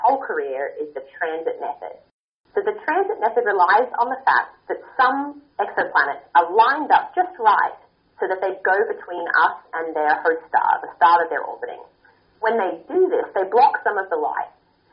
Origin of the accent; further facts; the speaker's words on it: Peak Crossing, Queensland, Australia; now in Pasadena, United States; I grew up in a small town called Peak Crossing, which is just outside of Brisbane in Queensland